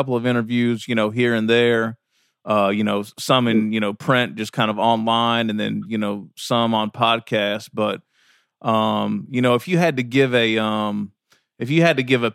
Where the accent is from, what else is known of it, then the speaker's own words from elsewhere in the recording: Kentucky, United States; growing up in Kentucky